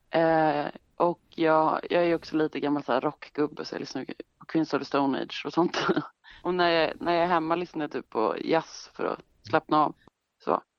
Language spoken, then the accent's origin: Swedish; Stockholm, Stockholm County, Sweden; jag är ju född i Stockholm och mm. är några generationers stockholmare.